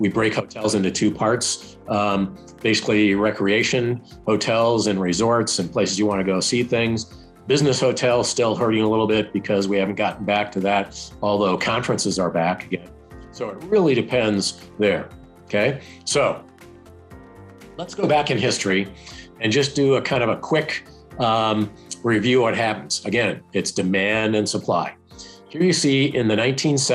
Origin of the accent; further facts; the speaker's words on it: Denver, Colorado, United States; I'm from Denver.